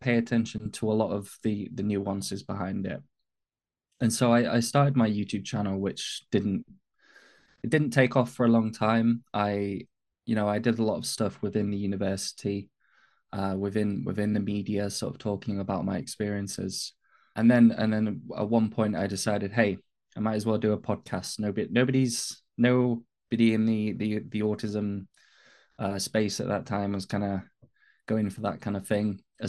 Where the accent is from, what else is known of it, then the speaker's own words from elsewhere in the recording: north of England, United Kingdom; accent: northern English; also born or lived in Manchester; I'm an autism advocate from the UK. I'm based in the north of England. Hence why my voice, my accent's not sort of typical kind of British London kind of accent.